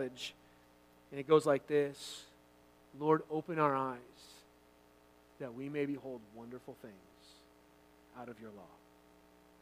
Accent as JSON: {"language": "English", "town": "Santa Rosa", "region": "California", "country": "United States", "tie": "born or raised there", "moved": "as an adult", "said": "my wife and I, we grew up there in actually Sonoma County wine country. If you're familiar with that area, Santa Rosa, California"}